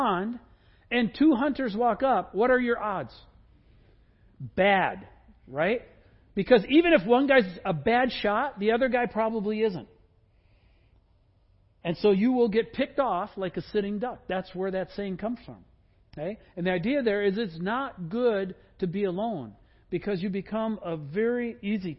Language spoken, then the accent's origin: English; Wisconsin, United States; I grew up in Wisconsin